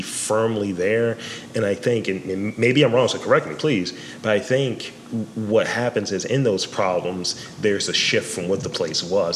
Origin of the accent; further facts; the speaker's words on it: Baltimore, Maryland, United States; a native Baltimorean